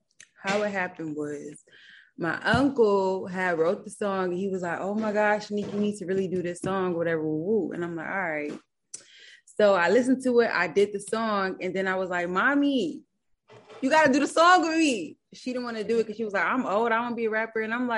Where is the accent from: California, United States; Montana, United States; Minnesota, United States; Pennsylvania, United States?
California, United States; Los Angeles; Yeah, but I wasn't born and raised in L.A., but I'm from Los Angeles, you know? But I was raised somewhere else overseas and then came back, so, you know.